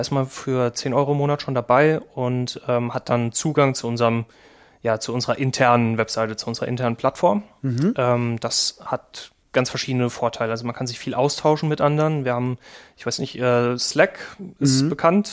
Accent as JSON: {"language": "German", "town": "Kaiserslautern", "region": "Rhineland-Palatinate", "country": "Germany", "tie": "born or raised there", "also_born_or_lived": "Trier", "moved": "as an adult", "said": "ursprünglich komme ich aus Kaiserslautern, mhm. ähm, habe da mein Abi gemacht"}